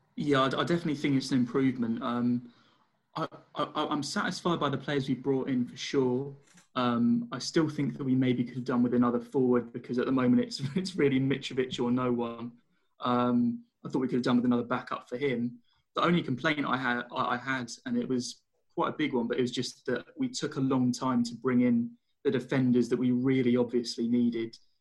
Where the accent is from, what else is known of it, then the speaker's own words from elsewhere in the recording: London, United Kingdom; I'm from Wimbledon